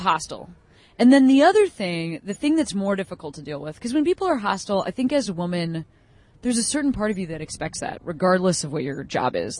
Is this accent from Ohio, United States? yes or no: no; Chicago, Illinois, United States; I grew up in Chicago.